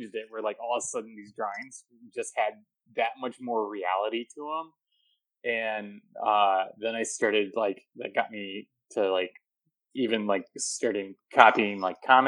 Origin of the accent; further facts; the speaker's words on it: Vicksburg, Michigan, United States; also born or lived in Saugatuck, Michigan / Kalamazoo, Michigan; I grew up outside of Kalamazoo, just south in a little town called Vicksburg.